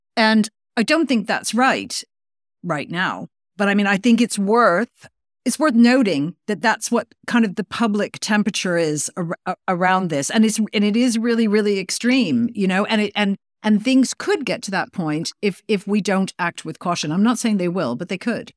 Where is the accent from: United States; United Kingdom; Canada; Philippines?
Canada; I was growing up in Canada